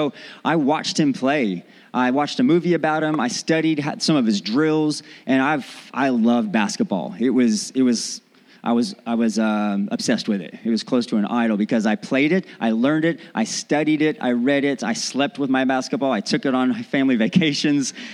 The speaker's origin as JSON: {"language": "English", "region": "Texas", "country": "United States", "also_born_or_lived": "North Carolina", "accent": "Southern", "said": "I am from Texas. I lived in North Carolina for a while and I developed this hick accent, really deep Southern accent."}